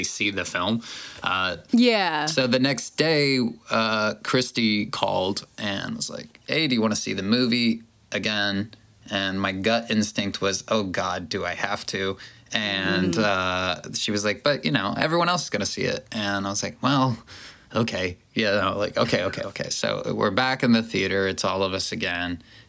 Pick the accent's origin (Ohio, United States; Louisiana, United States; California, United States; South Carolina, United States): Ohio, United States; I grew up in Ohio